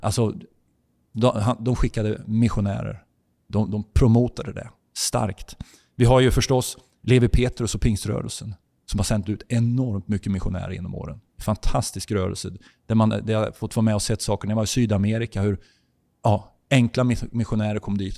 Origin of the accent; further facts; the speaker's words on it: Sweden; jag kommer från Sverige